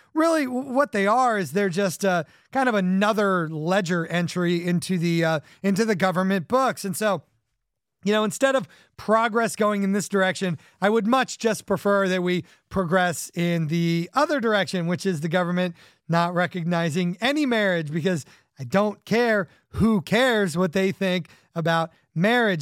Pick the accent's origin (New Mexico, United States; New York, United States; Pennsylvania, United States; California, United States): California, United States; growing up in California